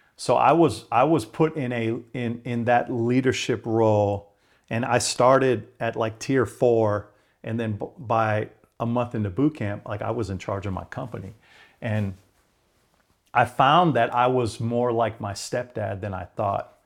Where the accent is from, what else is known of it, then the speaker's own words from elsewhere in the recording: Hawaii, United States; moved away; I was a water junkie growing up in Hawaii